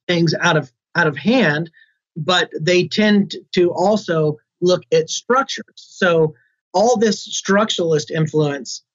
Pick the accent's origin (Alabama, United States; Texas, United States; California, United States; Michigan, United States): Alabama, United States; I'm certainly proud of being from Alabama and being a Southerner